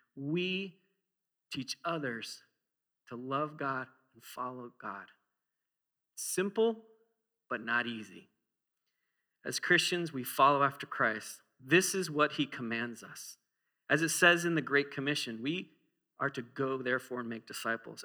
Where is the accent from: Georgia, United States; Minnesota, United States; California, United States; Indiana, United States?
Minnesota, United States; I used to walk to school uphill both ways or in the snow as I'm from Minnesota